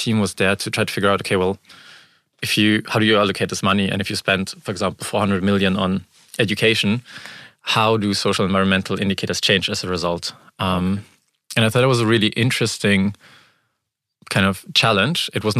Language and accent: English; Frankfurt, Hesse, Germany; also born or lived in Ukraine; And I was born in the Ukraine shortly after the collapse of the Soviet Union, and moved to Germany when I was around 4 years old. And grew up here mostly in Frankfurt.